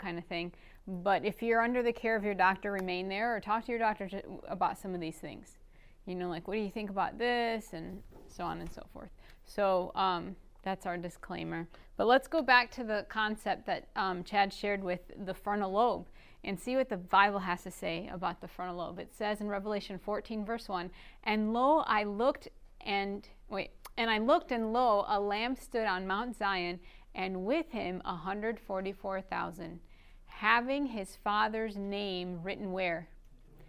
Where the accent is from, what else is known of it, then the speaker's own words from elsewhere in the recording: northern Iraq, Iraq; first language Aramaic; English is a second language; My mother tongue is Aramaic, and I'm what you call an Assyrian. Not Syria, not like the country Syria, but from northern Iraq